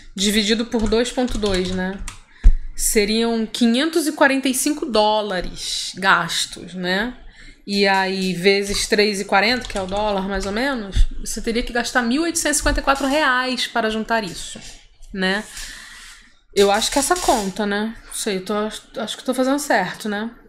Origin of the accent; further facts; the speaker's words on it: Rio de Janeiro, Brazil; now in São Paulo, Brazil; eu sou carioca